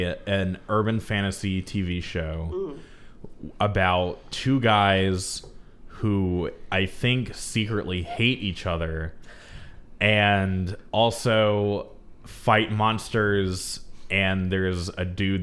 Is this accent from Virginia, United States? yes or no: no; Huntsville, Texas, United States; also born or lived in Dallas, Texas; I'm a Texas boy. I was born in Dallas, and then we came to Huntsville when I was like 2, and I've been in Huntsville the rest of my life.